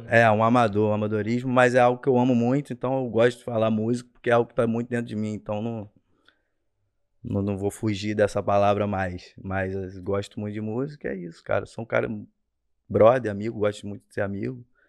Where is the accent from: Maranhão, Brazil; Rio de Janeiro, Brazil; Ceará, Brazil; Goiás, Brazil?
Rio de Janeiro, Brazil; Rio Bonito; also born or lived in São Gonçalo; eu nasci em São Gonçalo, cara. Nasci em São Gonçalo, terra boa aí do Rio de Janeiro, para quem conhece. E aí eu fui morar em Rio Bonito, cresci em Rio Bonito